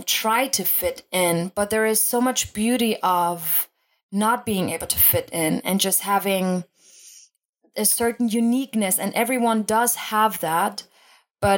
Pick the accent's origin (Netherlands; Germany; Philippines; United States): Germany; I was originally born and raised in Germany